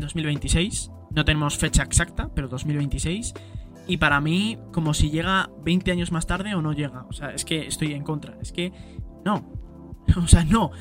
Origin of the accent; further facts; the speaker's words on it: Spain; en mi país, por lo menos a España